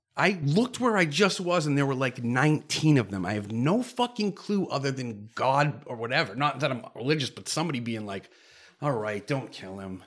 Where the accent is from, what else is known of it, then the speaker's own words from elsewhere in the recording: Cape Cod, Massachusetts, United States; I grew up on the Cape